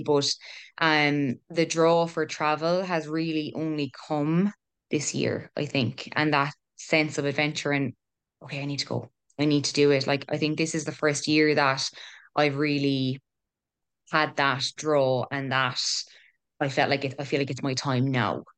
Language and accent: English; Killarney, Munster, Ireland; also born or lived in Cork; originally from Cork, moved to Killarney when I was eight, and I'm twenty-six now